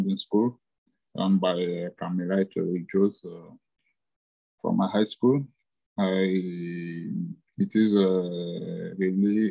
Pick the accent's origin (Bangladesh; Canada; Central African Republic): Central African Republic; moved away as an adult; now in Addis Ababa, Ethiopia; I'm proud to have grown in Central African Republic, to have studied there and to have started my working life there also.